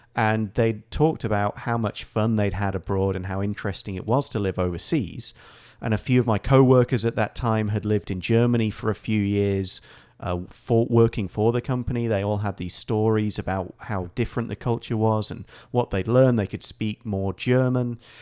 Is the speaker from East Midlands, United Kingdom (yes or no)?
yes; Nottingham, East Midlands, United Kingdom; moved away as an adult; now in Taiwan; company in my hometown, in Nottingham